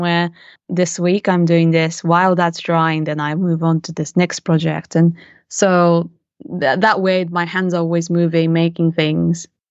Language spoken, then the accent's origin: English; Japan; moved away as an adult; also born or lived in London, United Kingdom; growing up in Japan with, you know, as, as a mix, mixed race